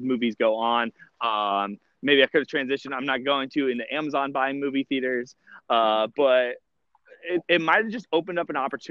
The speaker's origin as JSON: {"language": "English", "region": "California", "country": "United States", "tie": "born or raised there", "moved": "yes", "said": "I grew up in California"}